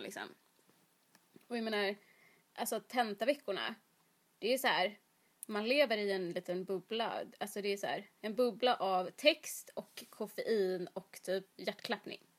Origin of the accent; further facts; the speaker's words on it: Jönköping, Jönköping County, Sweden; moved away; jag är ju uppväxt i Jönköping